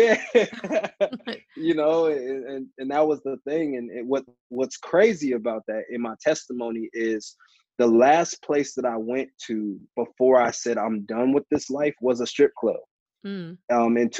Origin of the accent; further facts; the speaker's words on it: St. Louis, Missouri, United States; also born or lived in Clarksville / Alaska / Atlanta; So I was born in Clarksville, Tennessee, and then we moved to Alaska. I went to middle and high school in St. Louis, and then moved to Atlanta. And that's where I lived at for a while. So I consider Atlanta home.